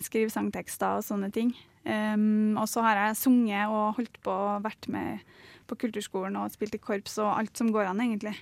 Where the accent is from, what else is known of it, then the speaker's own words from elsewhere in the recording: Melhus, Trøndelag, Norway; accent: Trøndersk; now in Oslo, Norway; trøndersk er jo fordi det er dialekta mi